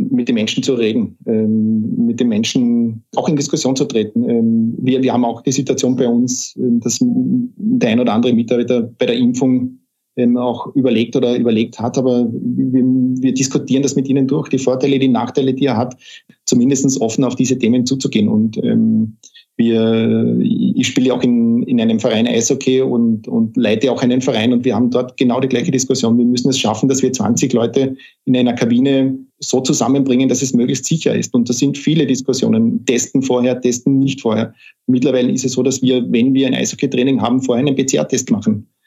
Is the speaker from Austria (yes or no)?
yes; Carinthia, Austria; ich komme ja aus Kärnten und ich bin gerade dabei, mir wieder einen Rückzug, Rückzugort in Kärnten zu suchen.